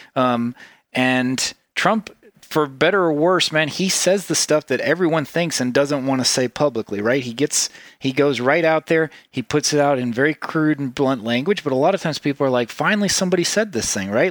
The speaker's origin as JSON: {"language": "English", "region": "Tennessee", "country": "United States", "tie": "born or raised there", "also_born_or_lived": "Ubud, Bali", "said": "I grew up, I grew up in Tennessee"}